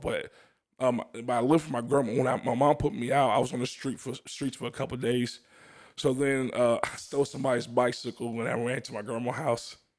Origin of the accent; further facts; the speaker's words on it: New Orleans, Louisiana, United States; I'm from New Orleans, Louisiana